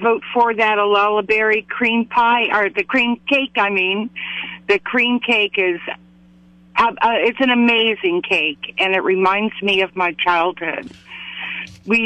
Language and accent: English; Los Altos, California, United States; now in Morro Bay, United States; In the Bay Area. I grew up in a town called Los Altos.